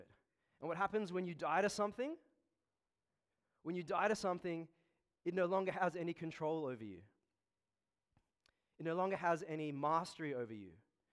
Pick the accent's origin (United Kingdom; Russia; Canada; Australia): Australia; I'm an Australian-born Chinese